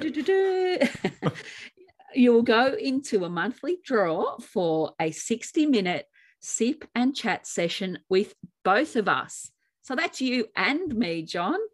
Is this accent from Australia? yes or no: yes; Australia; in Australia, we say tomatoes.